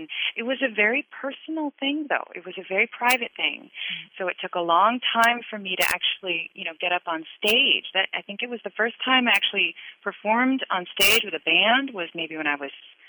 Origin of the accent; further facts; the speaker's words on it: Seattle, Washington, United States; now in Netherlands; I'm from Seattle originally.